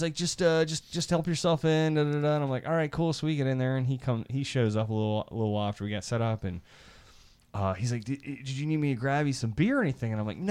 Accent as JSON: {"language": "English", "region": "Iowa", "country": "United States", "tie": "born or raised there", "said": "When I grew up in Iowa, there were farms and they had like farm geese."}